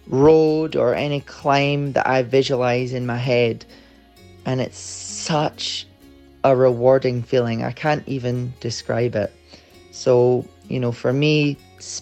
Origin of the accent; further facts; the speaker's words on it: Edinburgh, Scotland, United Kingdom; I'm from Edinburgh in Scotland.